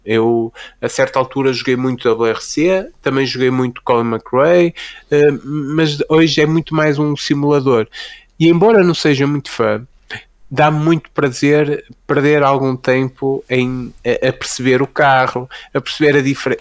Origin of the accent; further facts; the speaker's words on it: Fafe, Norte, Portugal; sou, sou de Faf, não é? Como até quem me ouvir a dizer quente e, e 80 saberá